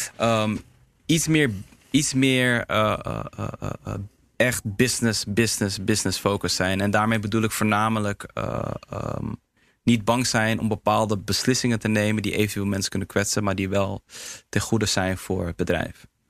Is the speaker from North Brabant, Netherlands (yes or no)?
no; Heemskerk, North Holland, Netherlands; Surinaamse jongen, in Nederland geboren, opgegroeid in Heemskerk